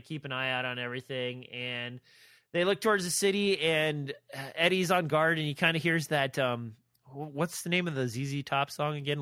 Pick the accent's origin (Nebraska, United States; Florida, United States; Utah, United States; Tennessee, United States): Nebraska, United States; I'm from Nebraska